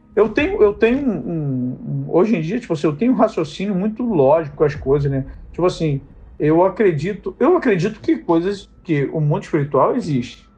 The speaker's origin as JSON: {"language": "Portuguese", "region": "Rio de Janeiro", "country": "Brazil", "said": "Sou aqui do Rio de Janeiro, da Zona Oeste do Rio de Janeiro"}